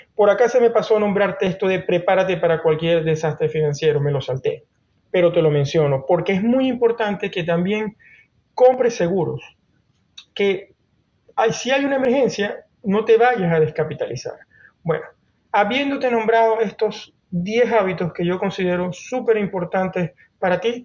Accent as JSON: {"language": "Spanish", "country": "Venezuela", "moved": "as an adult", "lives_now": "Norway", "said": "primero en Venezuela, que es el país de donde vengo, y los últimos 11 años aquí en Noruega"}